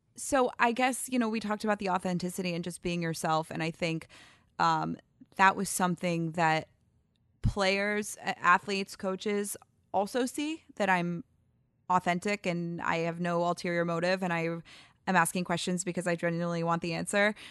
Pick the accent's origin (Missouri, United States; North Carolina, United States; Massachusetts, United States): Missouri, United States; St. Louis; also born or lived in Ann Arbor, Michigan; Then we moved back to Saint Louis